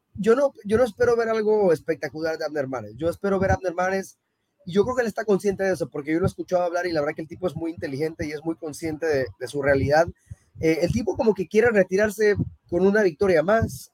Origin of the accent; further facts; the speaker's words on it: Panama; also born or lived in Mexico; yo soy mexicano y, prácticamente viví toda mi vida en Panamá